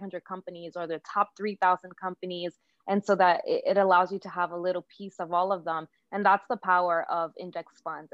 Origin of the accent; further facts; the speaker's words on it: Dominican Republic; now in New York, United States; I'm from the Dominican Republic.